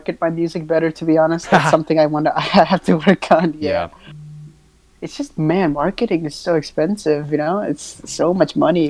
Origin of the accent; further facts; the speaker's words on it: Sri Lanka; first language si; English is a second language; I speak English, pretty much English, and mm-hmm. I speak a little bit of my native tongue, which is Sinhalese